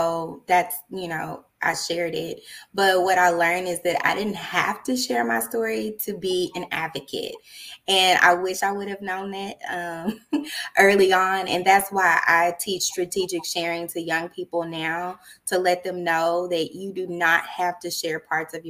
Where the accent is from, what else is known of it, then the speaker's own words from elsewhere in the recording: Dallas, Texas, United States; also born or lived in Austin, Texas; I'm originally from Dallas, Texas